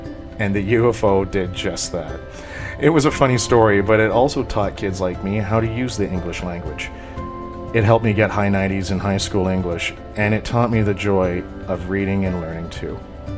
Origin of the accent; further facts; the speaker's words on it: Toronto, Ontario, Canada; I was born and raised in Ontario's capital city. I'm almost 40 now, but a child growing up in the 1980s, especially in my community of Jane and Finch, meant watching an awful lot of TV Ontario.